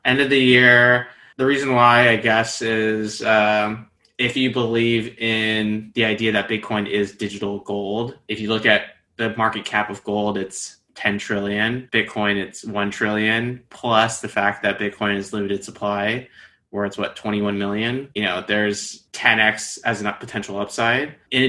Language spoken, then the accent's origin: English; the Bay Area, California, United States; moved away as an adult; now in New York, United States; Born and raised in the Bay, grew up Taiwanese American